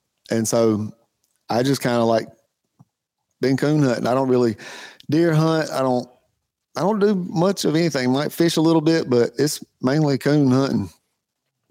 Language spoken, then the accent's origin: English; South Carolina, United States; we're from South Carolina